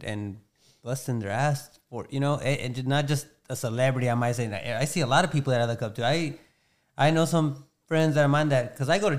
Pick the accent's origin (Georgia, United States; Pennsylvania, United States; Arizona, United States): Georgia, United States; also born or lived in Florida; we came down here to Georgia